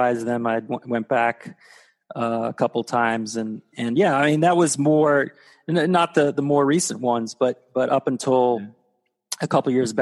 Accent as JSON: {"language": "English", "region": "Texas", "country": "United States", "tie": "born or raised there", "also_born_or_lived": "Florida", "moved": "yes", "said": "I grew up in Texas."}